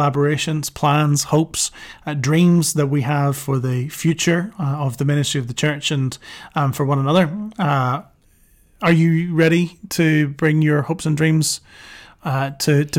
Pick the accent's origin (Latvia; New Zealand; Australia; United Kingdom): United Kingdom; Northern Ireland; moved away as an adult; also born or lived in London; now in Dublin, Ireland; growing up in Northern Ireland, there's lots of churches